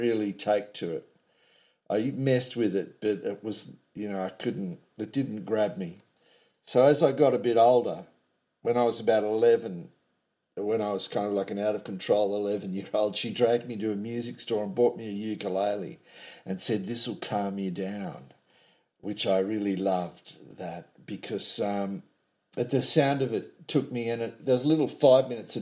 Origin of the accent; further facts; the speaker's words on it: north coast of New South Wales, Australia; also born or lived in Casino, New South Wales / Dunoon, New South Wales / Byron Bay, New South Wales / Macksville, New South Wales; I was born in the New South Wales town of Casino on the north coast of New South Wales